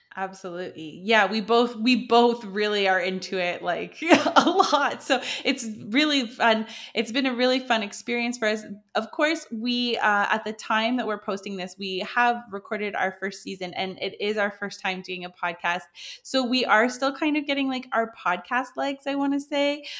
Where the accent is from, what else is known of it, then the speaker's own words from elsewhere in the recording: Canada; moved away as an adult; now in France; I am a Canadian plus size model who moved to France in two, when did I move here? two thousand sixteen